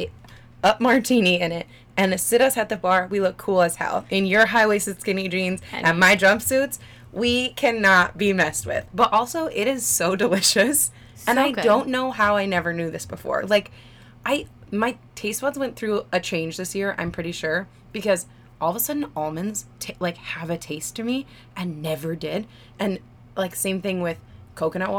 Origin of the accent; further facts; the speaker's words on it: Michigan, United States; moved away; I'm from Michigan, which has freshwater fish